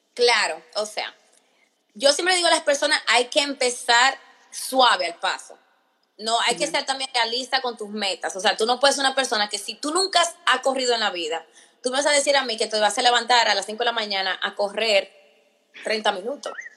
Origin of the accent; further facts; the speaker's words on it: Virginia, United States; moved away as an adult; now in Maryland, United States; yo me crié en Virginia